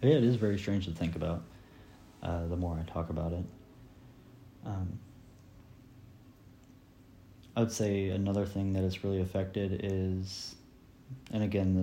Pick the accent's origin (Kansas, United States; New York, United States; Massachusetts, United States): Kansas, United States; Sabetha; moved away as an adult; now in Emporia, United States; The last time I went back to my hometown to visit family and such, it felt weird for me because in Sabetha, it's not mandated that we wear a mask in public